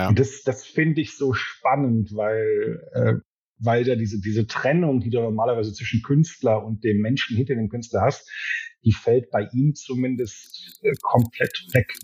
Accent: Ruhr area, North Rhine-Westphalia, Germany; ich komme ja auch aus dem Pott

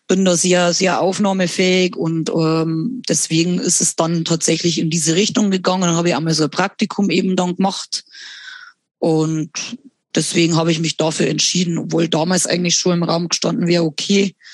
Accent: Bavaria, Germany; verdient man tatsächlich in der behinderten äh, Betreuung am besten bei uns in Bayern.

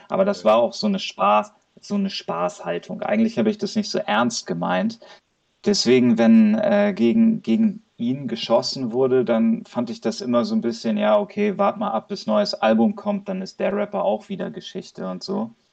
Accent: Hamburg, Germany; Ich komme aus Hamburg

